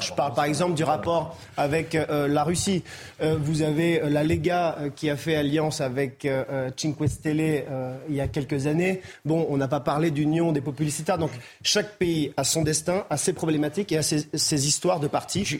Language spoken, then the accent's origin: French; Lyon, Auvergne-Rhône-Alpes, France; en tant que lyonnais